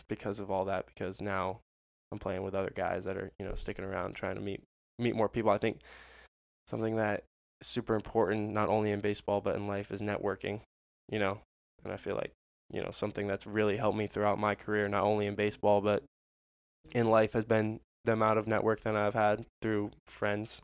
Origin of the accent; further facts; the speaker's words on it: Orlando, Florida, United States; I was born in Orlando because that's where they were living after going to UCF.